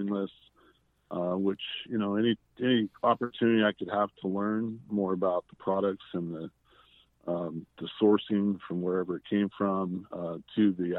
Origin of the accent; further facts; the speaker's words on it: El Paso, Texas, United States; moved away as an adult; also born or lived in Austin, Texas / Houston, Texas; now in Napa Valley, United States; I started in El Paso, which was my hometown